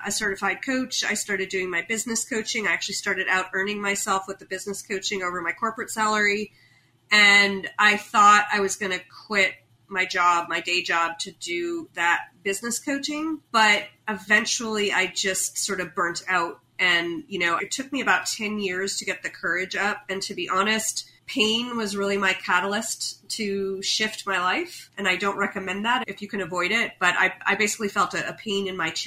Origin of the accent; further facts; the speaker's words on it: United States; as an American